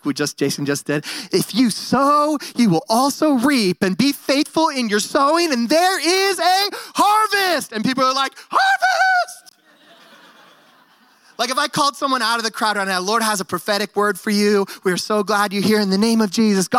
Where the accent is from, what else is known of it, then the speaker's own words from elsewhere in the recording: San Francisco Bay Area, California, United States; also born or lived in Bend, Oregon; now in Nampa, United States; I grew up in the San Francisco Bay Area. I was a city boy, and then my family moved to Bend, Oregon